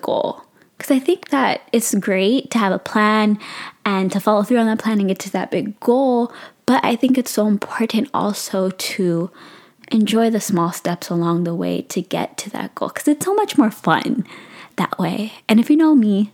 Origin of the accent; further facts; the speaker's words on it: San Francisco Bay Area, California, United States; I am 23 years old and I'm from the San Francisco Bay Area